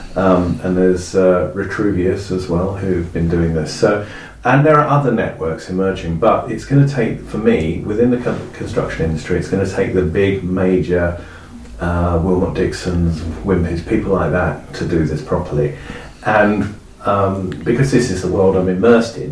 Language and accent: English; Epping Forest, East of England, United Kingdom; I come from Epping Forest